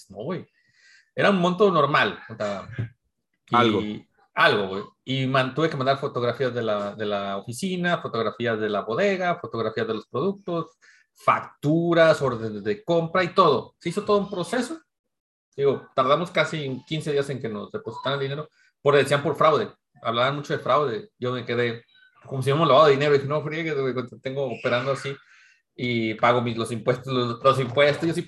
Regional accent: Mexico; que soy mexicano, white mexicano

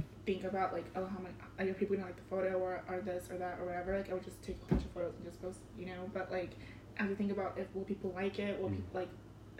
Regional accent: Compton, California, United States; also born or lived in Mazatlan, Mexico; I'm from Compton, too.

